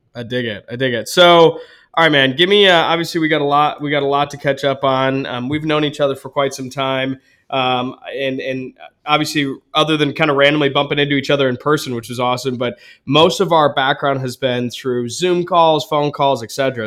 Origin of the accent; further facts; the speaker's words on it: Ann Arbor, Michigan, United States; I'm from Ann Arbor, like, east side of the state anyways.